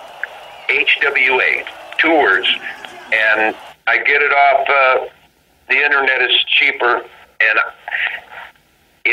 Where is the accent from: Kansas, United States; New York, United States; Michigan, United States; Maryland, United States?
Michigan, United States; Flint; we're three kids from Flint, Michigan, and at the time, 19 years old